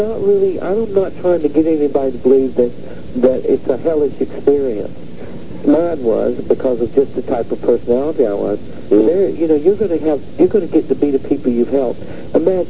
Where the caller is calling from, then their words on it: Austin, Utah, United States; I'm from Austin, Utah.